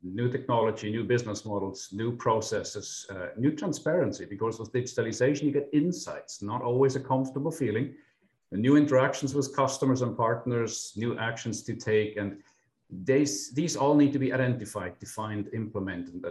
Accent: Switzerland; moved away as an adult; now in St. Louis, United States; besides my non-Midwestern accent, I'm actually from Switzerland. I spent the last 20 years here in the US

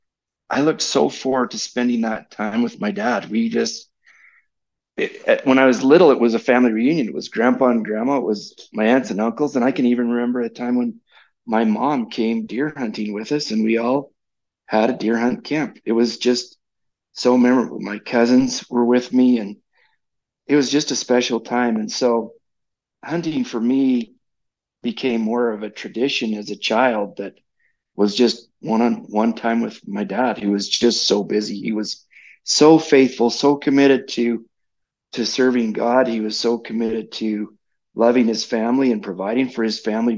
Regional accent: United States; as an American

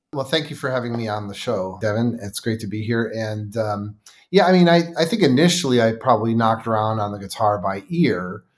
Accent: Buffalo, New York, United States; I was born and raised in Buffalo, New York

